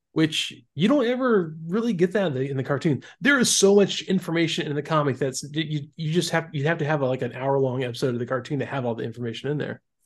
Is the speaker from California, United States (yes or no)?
no; Florida, United States; I grew up in Florida